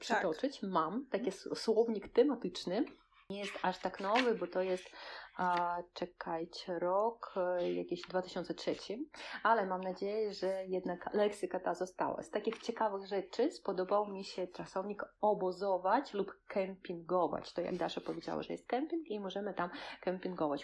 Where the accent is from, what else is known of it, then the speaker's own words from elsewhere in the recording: Kaliningrad, Kaliningrad Oblast, Russia; Polish is a second language; nad zatoką tutaj u nas w Kaliningradzie